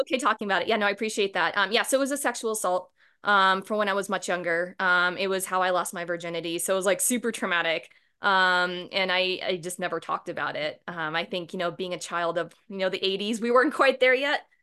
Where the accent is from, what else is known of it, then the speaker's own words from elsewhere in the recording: Boston, Massachusetts, United States; moved away as an adult; now in Fort Collins, United States; I'm originally from Boston